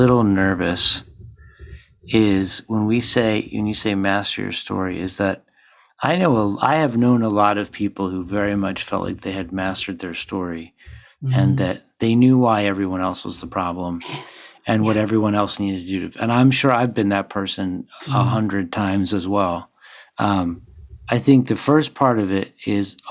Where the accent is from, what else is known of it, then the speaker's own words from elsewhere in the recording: Philadelphia, Pennsylvania, United States; I grew up in Philly